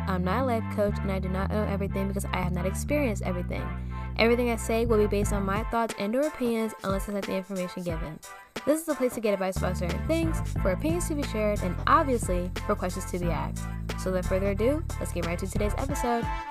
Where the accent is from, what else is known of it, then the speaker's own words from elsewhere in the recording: Maryland, United States; moved away as an adult; also born or lived in Pennsylvania; I am originally from Maryland